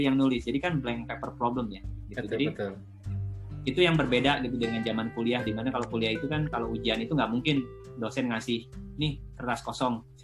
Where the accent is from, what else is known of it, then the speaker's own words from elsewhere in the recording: West Java, Indonesia; karena jujur ya saya, saya kan uh, suku saya, saya orang Sunda gitu.